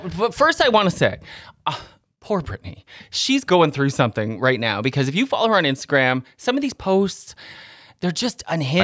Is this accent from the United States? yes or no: no; Canada; but Canadians